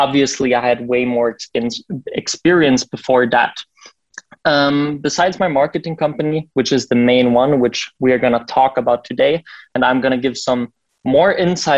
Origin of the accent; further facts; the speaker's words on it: Berlin, Germany; I'm from Berlin. This is where I live and where our office is